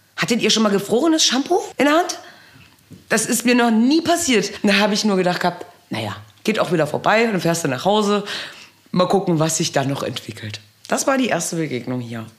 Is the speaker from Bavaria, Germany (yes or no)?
no; Wehr, Baden-Württemberg, Germany; now in Pöthen, Germany; Ich bin zweisprachig aufgewachsen und habe auch noch dieses italienische Temperament, komme aber ursprünglich aus Wehr im Baden